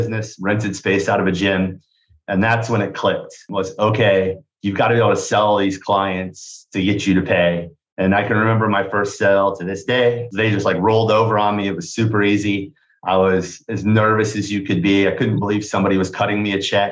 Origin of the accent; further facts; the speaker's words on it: Kansas, United States; moved away as an adult; also born or lived in Bloomington, Indiana; now in Indianapolis, United States; I came to Indiana from Kansas for college.